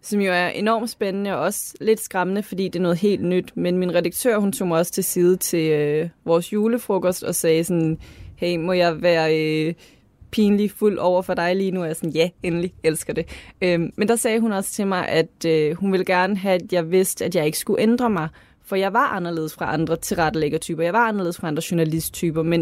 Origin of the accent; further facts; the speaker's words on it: Lolland, Zealand, Denmark; Det er som om, du har en idé om, at fordi at jeg er fra Lolland, så har jeg ikke den kulturelle baglast.